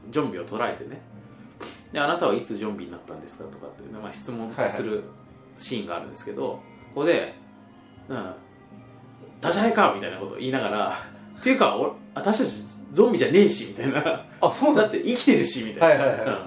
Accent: Shizuoka, Japan; also born or lived in Kagoshima Prefecture; 年末年始はまあ僕はまあ静岡に帰ったんですけども、ええ、まあ静岡育ちなんですよ

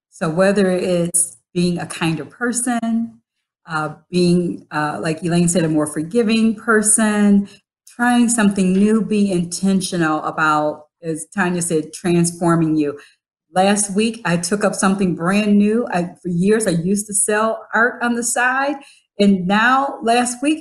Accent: Nairobi, Kenya; from Nairobi, Kenya.

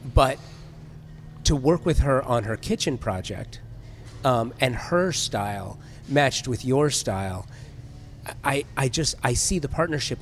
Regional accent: Southern California, United States; I grew up in Southern California where you had the, the classic head shop

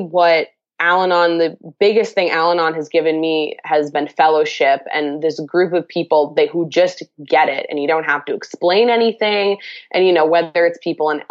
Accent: Massachusetts, United States; I'm from Massachusetts.

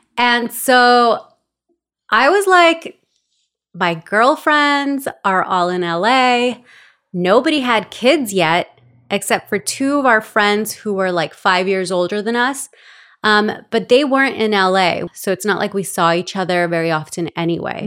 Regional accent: Los Angeles, California, United States; also born or lived in El Salvador / Glendale / Oxnard; now in Ventura, United States; I'm from El Salvador, but grew up in Los Angeles in a very traditional Latin household

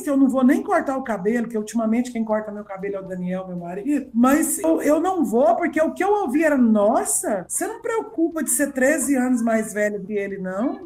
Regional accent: Goiás, Brazil; eu mudei de Goiânia de volta para cá, porque eu fui embora para Goiânia com 12 anos para estudar e voltei com 26

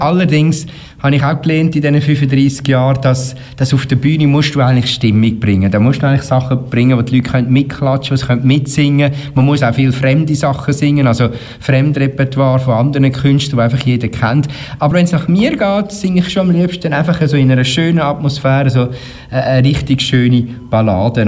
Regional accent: Uri, Switzerland; ich komme auch aus dem Kanton Uri

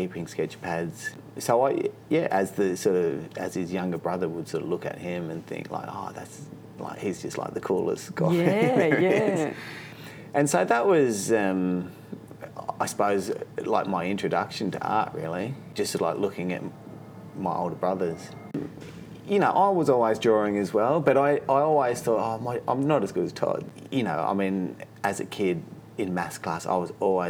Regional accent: Sydney, New South Wales, Australia; also born or lived in Wildcatcham (Western Australia); Most of my childhood was spent growing up in the Hills District in northwest of Sydney.

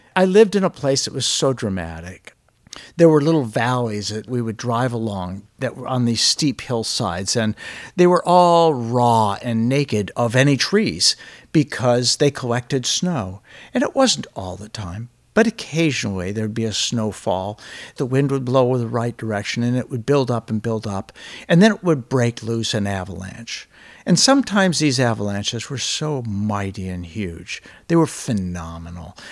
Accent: Alaska, United States; I grew up in Alaska

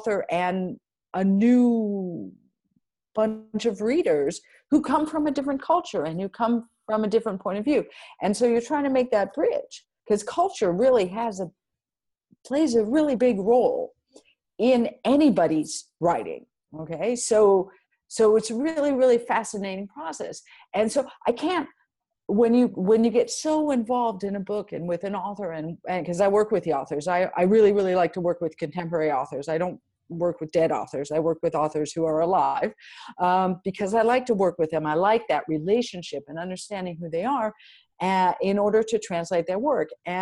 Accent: United States; now in France; I'm American and that's where I grew up and that's my culture

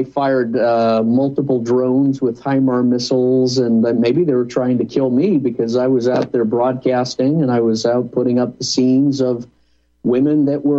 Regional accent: United States; As an American

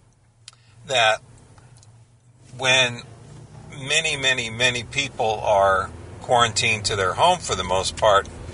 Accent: Southern California, United States; I grew up in Southern California

